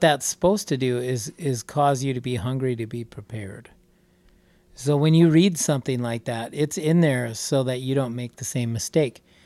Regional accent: Wisconsin, United States; we're from Wisconsin

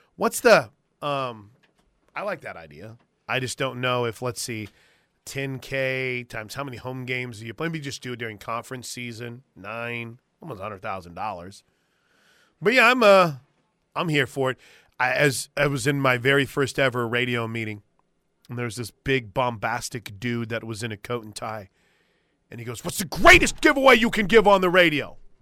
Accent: the South, Southern United States, United States; accent: Southern; my Southern accent

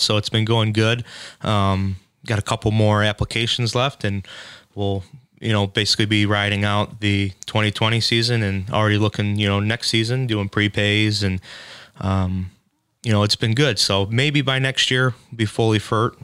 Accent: Shelby Township, Michigan, United States; now in Bruce Township, United States; I grew up in Shelby for about 22 years, but I live out uh, in uh, like Bruce Township, Romeo area now.

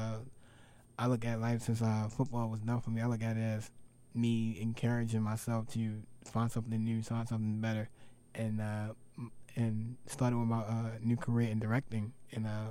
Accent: United States; I'm from America

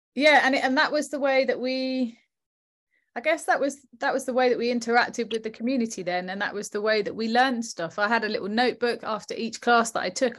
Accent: Southend-on-Sea, East of England, United Kingdom; we chose South End because it was my hometown

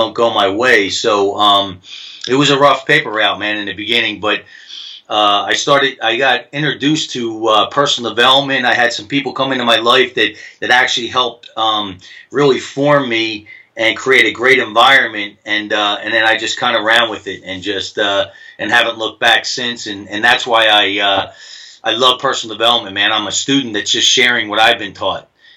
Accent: New Jersey, United States; I'm from Jersey

